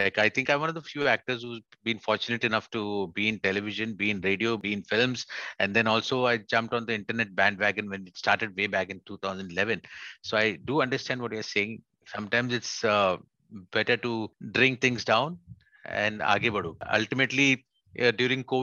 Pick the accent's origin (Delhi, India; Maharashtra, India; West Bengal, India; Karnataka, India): Maharashtra, India; Mumbai; I was from Mumbai